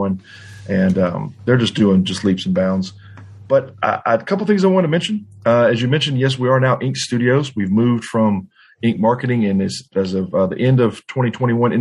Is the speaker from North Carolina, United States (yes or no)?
no; Louisiana, United States; I'm from Louisiana and around not too far from the New Orleans area